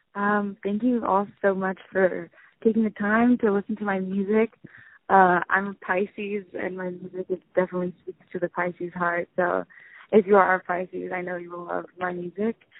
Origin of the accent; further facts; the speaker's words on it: San Francisco, California, United States; I'm originally from San Francisco in the Haight Ashbury